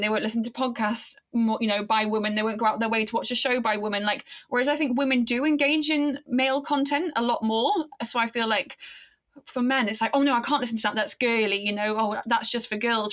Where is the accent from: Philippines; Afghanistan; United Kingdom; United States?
United Kingdom; Aberystwyth, Wales; in this small town, Wales, where I grew up, Aberystwyth